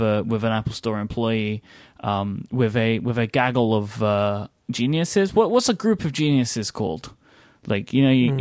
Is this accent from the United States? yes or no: no; United Kingdom; also born or lived in London; I'm too British